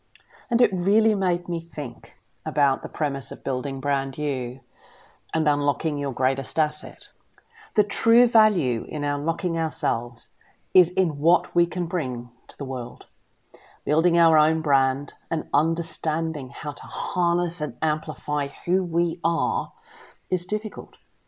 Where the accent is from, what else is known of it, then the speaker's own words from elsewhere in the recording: the South, United States; I come from the South, and I'm therefore genetically incapable, my husband says, of receiving company without making at least a little fuss.